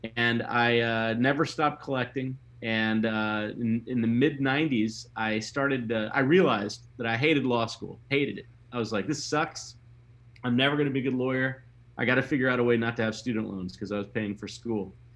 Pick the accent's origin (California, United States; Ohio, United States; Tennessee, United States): Tennessee, United States; Memphis; moved away; also born or lived in Mississippi; I grew up in in Memphis, and I also lived in Mississippi